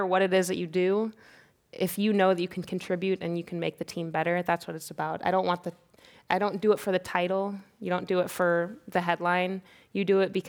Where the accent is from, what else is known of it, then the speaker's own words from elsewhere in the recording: Kansas, United States; moved away; I'm from Kansas